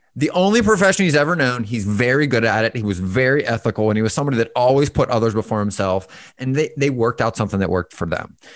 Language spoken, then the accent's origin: English; Pittsburgh, Pennsylvania, United States; moved away; I'm originally from Pittsburgh